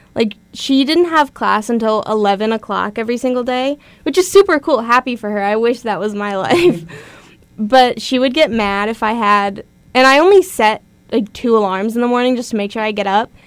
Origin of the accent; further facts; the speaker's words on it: Nevada, United States; moved away; I grew up in Nevada